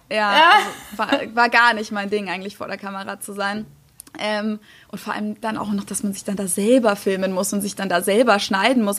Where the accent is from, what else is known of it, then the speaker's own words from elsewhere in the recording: Germany; moved away as an adult; now in United States; ich als Deutsche